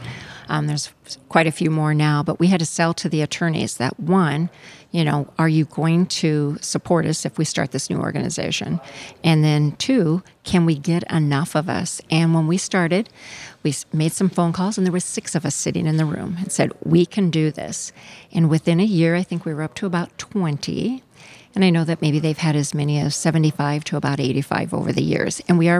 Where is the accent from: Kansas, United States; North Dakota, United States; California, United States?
North Dakota, United States; I'm from North Dakota.